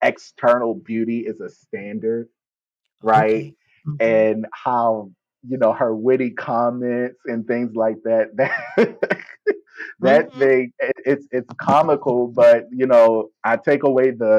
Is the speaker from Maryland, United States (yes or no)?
yes; Baltimore, Maryland, United States; I'm from Baltimore.